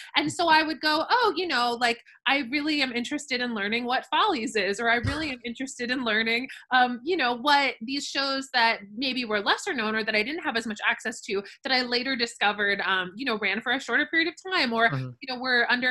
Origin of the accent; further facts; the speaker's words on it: Boca Raton, Florida, United States; I grew up in Boca Raton, Florida